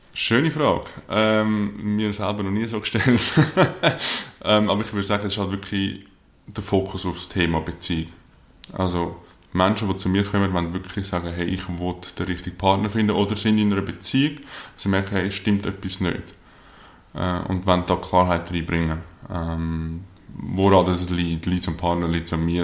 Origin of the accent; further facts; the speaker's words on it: Lake Zurich, near Zurich, Switzerland; aufgewachsen hier in der Nähe von Zürich am Zürichsee